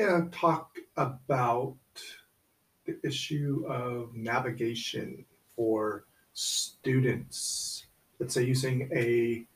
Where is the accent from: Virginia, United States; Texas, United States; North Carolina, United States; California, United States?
California, United States; above Sacramento, Northern; I grew up in Northern California, our trip began at home, and this is above Sacramento